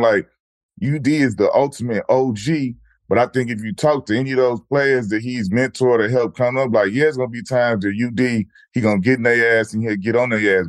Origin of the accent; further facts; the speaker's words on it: Chicago, Illinois, United States; I'm from Chicago